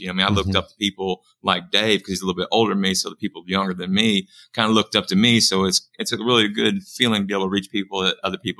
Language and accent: English; Springfield, Missouri, United States; Springfield, Missouri.